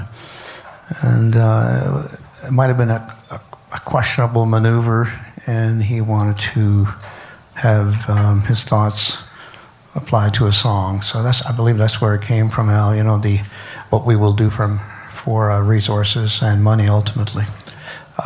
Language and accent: English; Canada; I'm Canadian